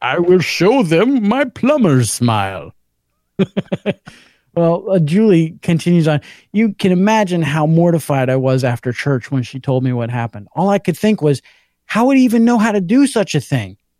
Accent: Georgia, United States

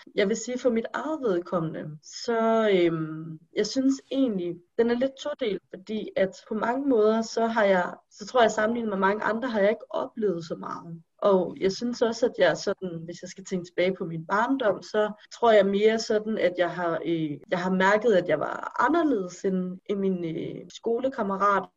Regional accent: Denmark; jeg er født og opvokset i Danmark

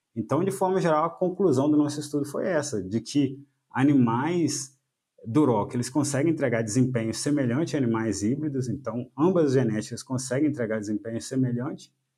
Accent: Minas Gerais, Brazil; moved away as an adult; also born or lived in Viçosa, Brazil; now in Paraná, Brazil; eu sou mineiro

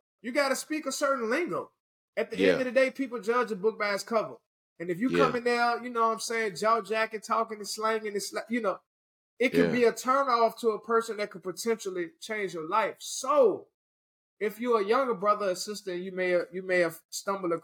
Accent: Richmond, Virginia, United States; moved away

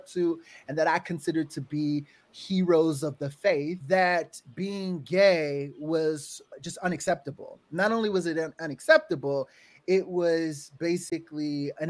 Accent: California, United States; I'm from the Bay Area. And so San Francisco was like my best friend.

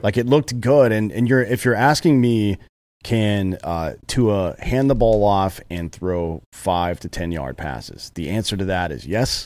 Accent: United States; moved away; I'm from the Carolinas where they have primarily mustard-based sauce

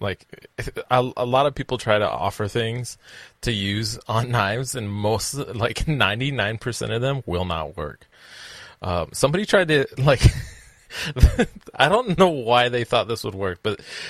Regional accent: Scotland, United Kingdom; I'm Scottish.

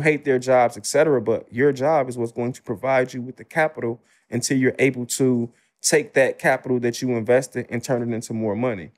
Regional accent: Chicago, Illinois, United States; I'm from the South Side of Chicago, the Ida B. Wells Projects.

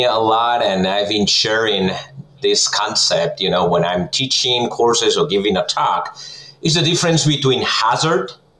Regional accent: Spain; moved away as an adult; now in Minnesota, United States; I'm originally from Spain, so I did my PhD in food science over there, and then I came to the U.S. 2009

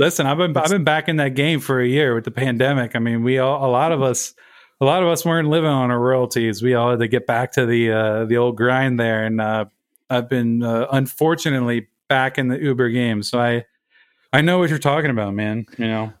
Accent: Baltimore, Maryland, United States; moved away as an adult; now in Brooklyn, United States; I grew up in Baltimore, Maryland

